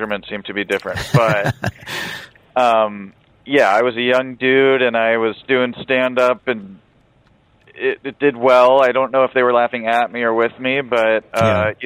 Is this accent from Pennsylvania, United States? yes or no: yes; Philadelphia, Pennsylvania, United States; now in Los Angeles, United States; I'm from Philadelphia originally, and my parents are both converts to Islam